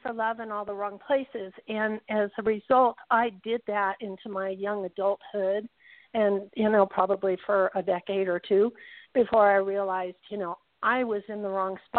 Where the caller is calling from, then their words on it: Southern Nevada, United States; I'm calling from Southern Nevada.